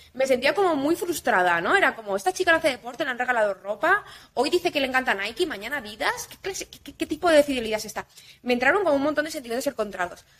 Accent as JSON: {"language": "Spanish", "town": "Ibiza", "region": "Balearic Islands", "country": "Spain", "said": "Yo soy de Ibiza"}